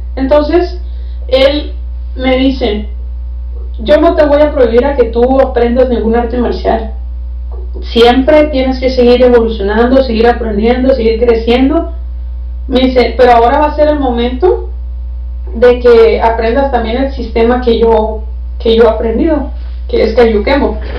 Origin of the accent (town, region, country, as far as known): Baja California, Mexico